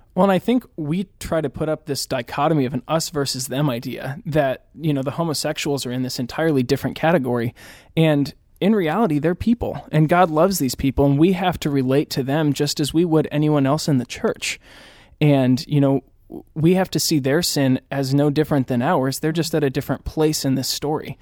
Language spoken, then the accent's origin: English; Indianapolis, Indiana, United States; moved away as an adult; now in Chicago, United States; I was born and raised in the Indianapolis area, although I consider myself a Chicagoan